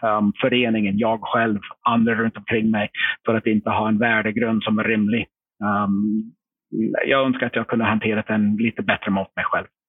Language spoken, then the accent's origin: Swedish; United States; Swedish is a second language; moved away as an adult; also born or lived in Linköping, Sweden; now in Sweden; jag som amerikan som inte kunde språket